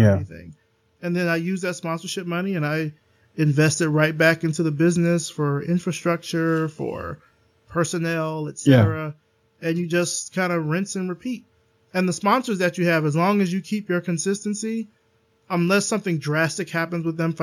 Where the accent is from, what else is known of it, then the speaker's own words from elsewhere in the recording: the South, United States; And I'm from the South, born and raised